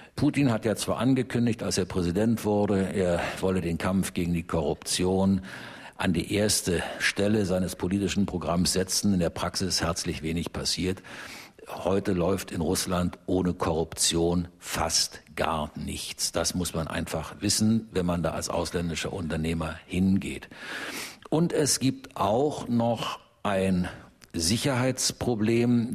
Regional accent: Germany; als Deutscher

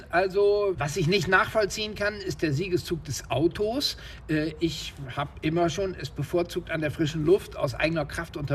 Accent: Oldenburg, Lower Saxony, Germany; Im Umland der Stadt Oldenburg, wo ich herkomme, haben wir Wälder, Moore, Wiesen besucht.

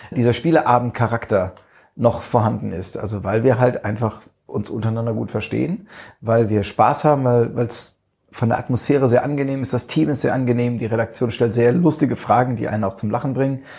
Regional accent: Neustadt an der Weinstraße, Rhineland-Palatinate, Germany; Richtig, ich bin geborener Pfälzer.

